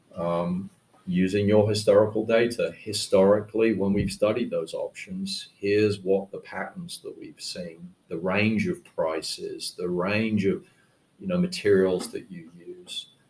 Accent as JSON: {"language": "English", "country": "United Kingdom", "moved": "yes", "said": "I went back to the UK and worked for a startup called the Building Modeling Company"}